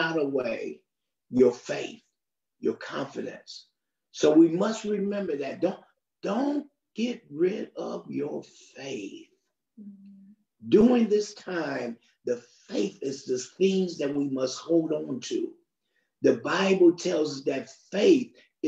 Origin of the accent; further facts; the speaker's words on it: United States; I'm from the United States